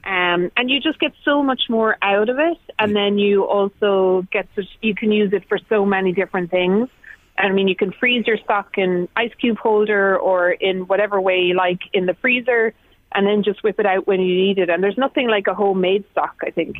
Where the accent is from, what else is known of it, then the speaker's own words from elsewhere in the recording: Tipperary, Munster, Ireland; I grew up in Tipperary